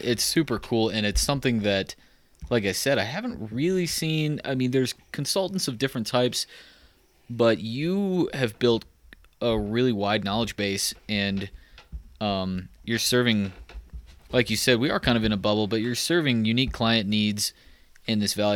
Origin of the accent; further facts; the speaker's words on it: Texas, United States; moved away; I'm from Texas